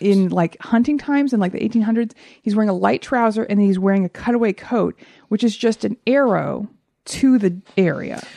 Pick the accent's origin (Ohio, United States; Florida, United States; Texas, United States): Texas, United States; also born or lived in Oklahoma; I'm from Texas